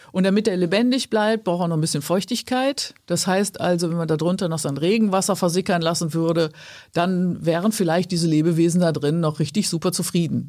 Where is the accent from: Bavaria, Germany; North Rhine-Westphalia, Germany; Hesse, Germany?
North Rhine-Westphalia, Germany; Ruhr area; also born or lived in Cologne / Wuppertal; im Ruhrgebiet, wo ich herkomme